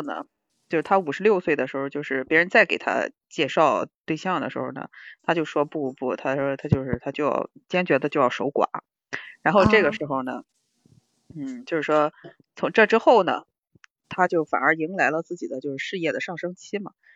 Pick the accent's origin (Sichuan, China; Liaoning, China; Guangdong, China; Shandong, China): Shandong, China; 我们山东人接受起来这个事情，多少还是有点觉得得得得得琢磨琢磨。